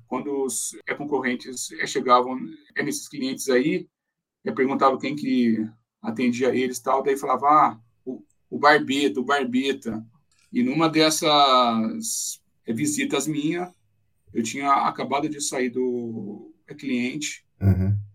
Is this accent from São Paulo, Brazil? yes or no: yes; São José do Rio Pardo, São Paulo, Brazil; moved away as an adult; now in São Paulo, Brazil; Eu sou de São José do Rio Pardo, Caramba. interior de São Paulo. Uhum. É, nasci lá, vim para São Paulo